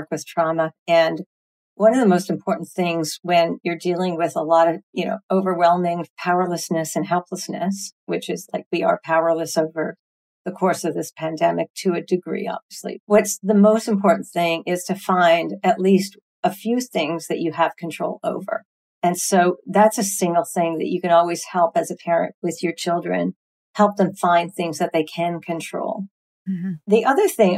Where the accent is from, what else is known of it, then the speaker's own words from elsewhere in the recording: Canada; moved away; my family's in Canada. I'm from Canada originally